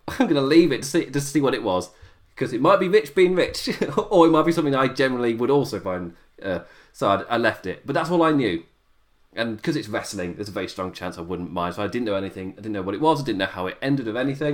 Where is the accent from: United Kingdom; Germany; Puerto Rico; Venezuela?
United Kingdom; me as a British viewer